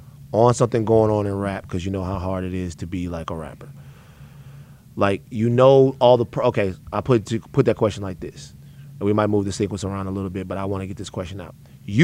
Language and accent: English; the South, United States; Because before then, like I'm from the South, so I didn't have the mixtapes and all of that shit like that.